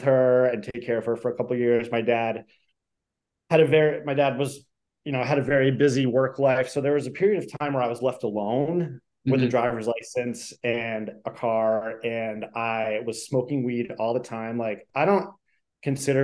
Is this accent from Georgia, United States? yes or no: no; New Hampshire, United States; moved away as an adult; also born or lived in Dorchester, Boston, Massachusetts; now in Boston, United States; I'm originally from New Hampshire. I've lived in Boston since 2014, mostly in Dorchester.